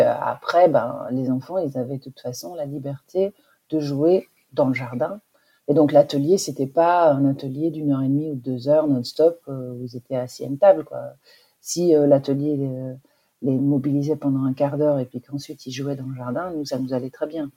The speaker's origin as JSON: {"language": "French", "country": "Belgium", "tie": "born or raised there", "moved": "yes", "lives_now": "Lille, France", "said": "j'habitais euh, en Belgique, je suis belge en fait, euh, et j'habitais à la campagne."}